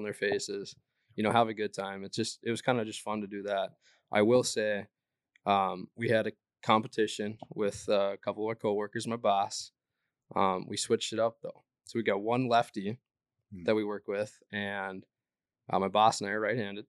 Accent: East Grand Forks, Minnesota, United States; I'm from East Grand Forks.

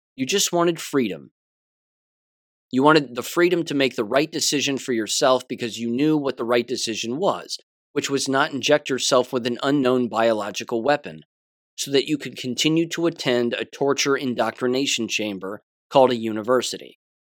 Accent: United States; I'm an American

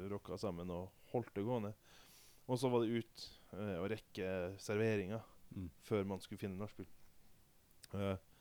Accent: Vadsø, Finnmark, Norway; hjemme i, i, min hjemby Vadsø

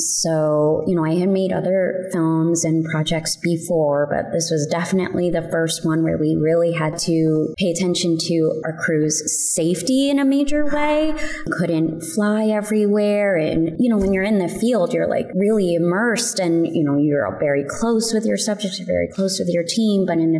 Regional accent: United States; But I'm, you know, a Filipino, I'm Filipino-American, so I feel like I can help tell this story.

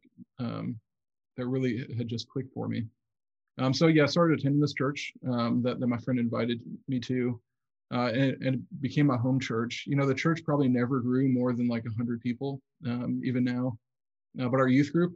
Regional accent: Southeast Michigan, United States; I grew up in Southeast Michigan

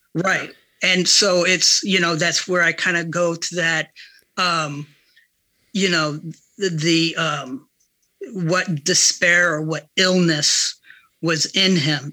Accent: Ohio, United States; moved away; my time growing up in Ohio

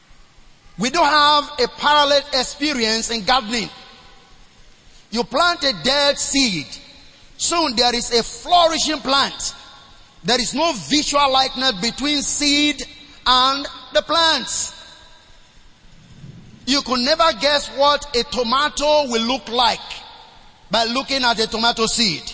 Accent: Nigeria; I was born in the River Niger.

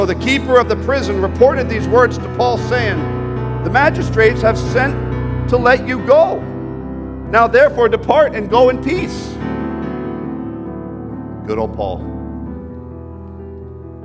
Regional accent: Canada; I'm a Canadian, don't get me wrong. I love my country. I fight for this country.

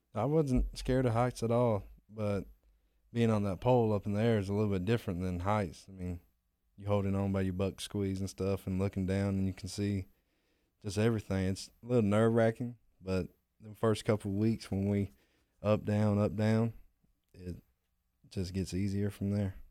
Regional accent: Pensacola, Florida, United States; I'm from Pensacola, Florida

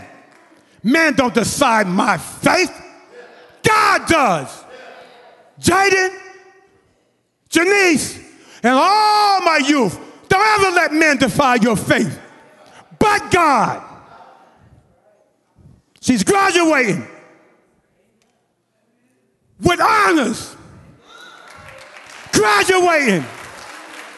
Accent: Boston, Massachusetts, United States; now in Mountain View, United States; I had a great church growing up in Boston.

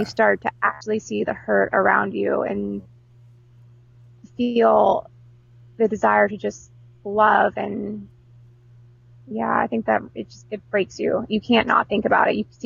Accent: Houston, Texas, United States; I grew up mostly in Houston, Texas, which is super diverse

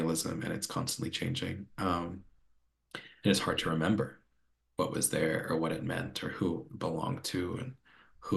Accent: North Carolina, United States; I grew up in North Carolina and I love living in North Carolina

